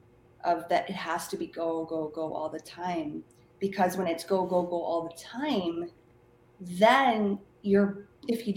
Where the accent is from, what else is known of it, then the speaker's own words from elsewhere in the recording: Philippines; moved away; I grew up in the Philippines